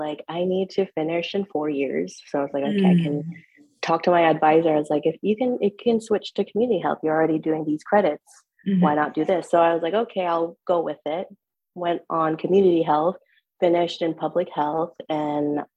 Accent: Portland, Oregon, United States; I am definitely Portland Northwest native. I've lived here all my life.

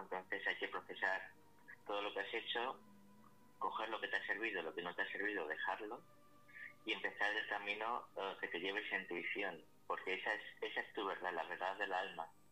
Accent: Alcalá, Spain; aquí en Alcalá de mi pueblo

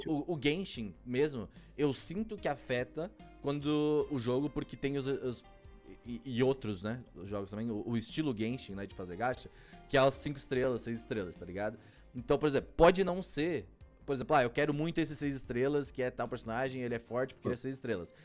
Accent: Brazil; eu sou brasileiro

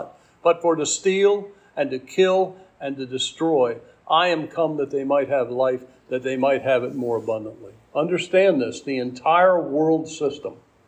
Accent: Hillsboro, Maryland, United States; There's only two stores in the town that I live in called Hillsboro, Maryland

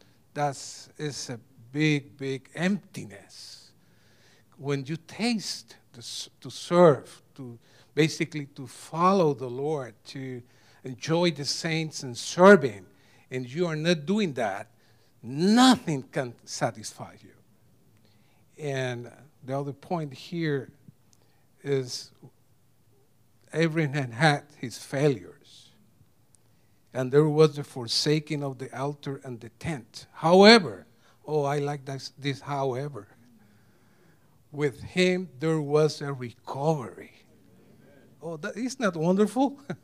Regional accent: Puerto Rico; now in United States; 7 cities, we came from Puerto Rico, 7 cities in Puerto Rico, 20 times in different places in the 7 cities, and 2 different states.

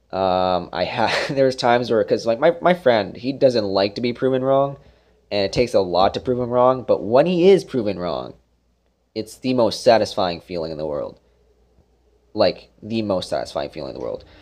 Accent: Brampton, Ontario, Canada; moved away; also born or lived in Brockville, Ontario; we're from Brampton, Ontario, close to Toronto

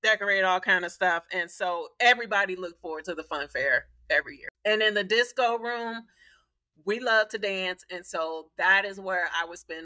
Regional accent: Gary, Indiana, United States; moved away as an adult; now in Dallas-Fort Worth, United States; We were born and raised in Gary, Indiana.

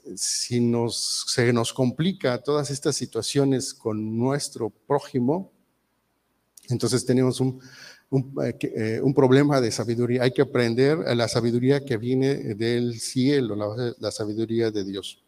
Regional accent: Mexico; muchos mexicanos somos muy mal hablados

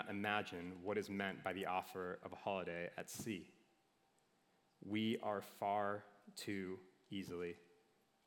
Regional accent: Minnesota, United States; I'm from Minnesota

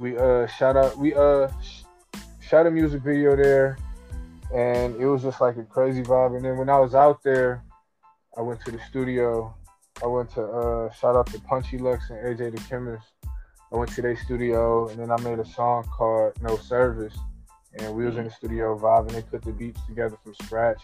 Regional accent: Cleveland, Ohio, United States; I'm from Cleveland, Ohio

